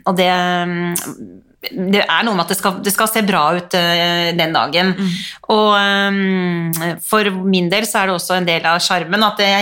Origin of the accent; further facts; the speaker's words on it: Drammen, Buskerud, Norway; jeg er fra {S0} Drammen.